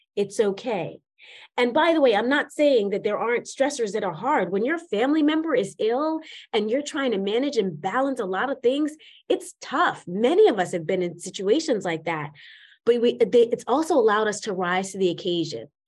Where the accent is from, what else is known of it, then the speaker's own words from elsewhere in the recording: New York City, New York, United States; started a life in New York City, where I was born and raised in Manhattan, in Spanish Harlem, to be specific